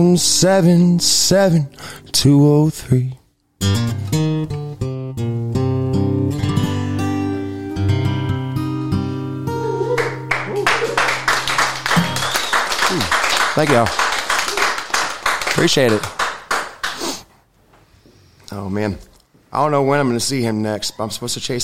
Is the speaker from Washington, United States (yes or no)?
no; Florida, United States; now in Kentucky, United States